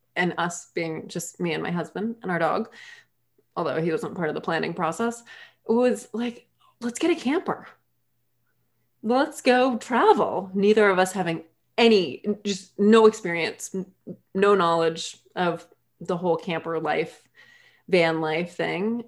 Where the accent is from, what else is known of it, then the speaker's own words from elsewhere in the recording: Massachusetts, United States; moved away as an adult; also born or lived in Maine / North Carolina / Hawaii / Barbados; I grew up in Massachusetts